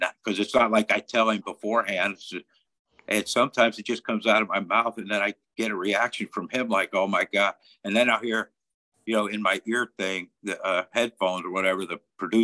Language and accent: English; West Virginia, United States; moved away as an adult; now in Florida, United States; growing up in West Virginia and being from West Virginia